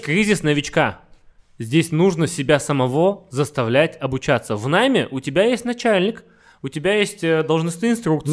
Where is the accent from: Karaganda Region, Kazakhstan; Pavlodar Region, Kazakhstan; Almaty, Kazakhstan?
Karaganda Region, Kazakhstan; Karaganda; moved away; also born or lived in Astana / Los Angeles; я из Караганды, ага. из маленького города